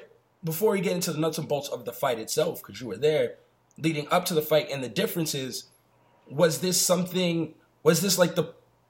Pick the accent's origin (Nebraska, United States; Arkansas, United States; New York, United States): New York, United States; also born or lived in Puerto Rico; I am Puerto Rican. I was born in New York.